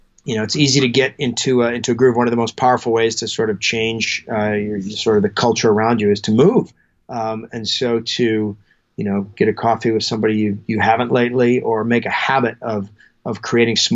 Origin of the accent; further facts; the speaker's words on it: Alaska, United States; moved away; I grew up in Alaska